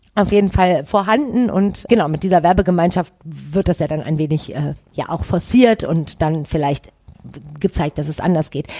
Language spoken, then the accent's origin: German; Düsseldorf, North Rhine-Westphalia, Germany; ich bin in Goldsheim aufgewachsen, das ist quasi gegenüber von Oberkassel, auch äh, am Rhein